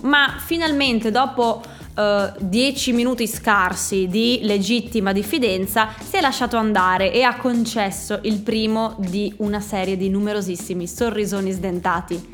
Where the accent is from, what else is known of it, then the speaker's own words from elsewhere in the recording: Friuli-Venezia Giulia, Italy; moved away; siamo friulani